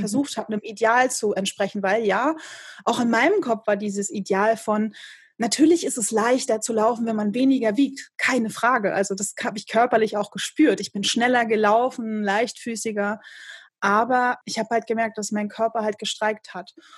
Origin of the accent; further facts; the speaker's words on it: Rostock, Mecklenburg-Vorpommern, Germany; hier in meiner Heimatstadt